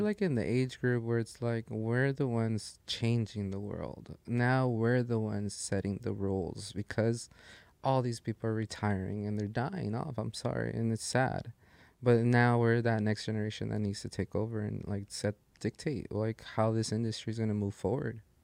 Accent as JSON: {"language": "English", "town": "Los Angeles", "region": "California", "country": "United States", "tie": "born or raised there", "said": "that's my hometown. Like it's"}